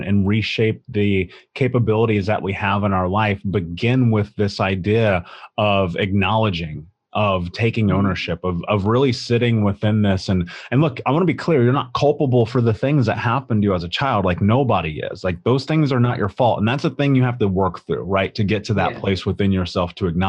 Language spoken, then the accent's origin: English; Indianapolis, Indiana, United States; I grew up in Indianapolis